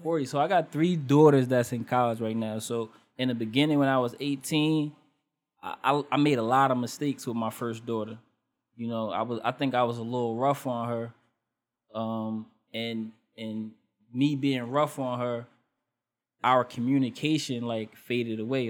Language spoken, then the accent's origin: English; Elizabeth, New Jersey, United States; my hometown is Elizabeth